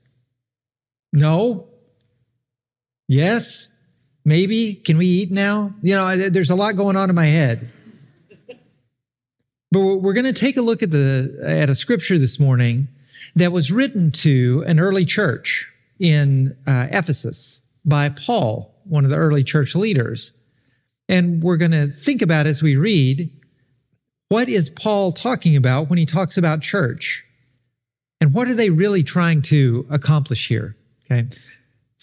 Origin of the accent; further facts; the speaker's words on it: Arkansas, United States; If I was born in Arkansas, spent all my childhood in Arkansas